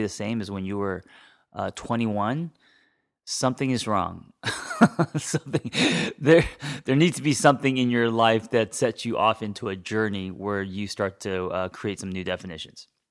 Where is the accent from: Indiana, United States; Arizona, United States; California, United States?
California, United States; Los Angeles; I grew up in Hollywood